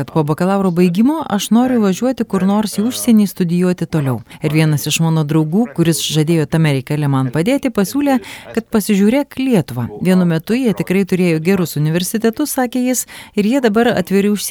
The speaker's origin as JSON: {"language": "Lithuanian", "town": "Bhopal", "region": "Madhya Pradesh", "country": "India", "tie": "born or raised there", "second_language": "Lithuanian", "moved": "yes", "lives_now": "Kaunas, Lithuania", "said": "Man visą tai primena mano miestą Bhopal, centrinėje Indijoje."}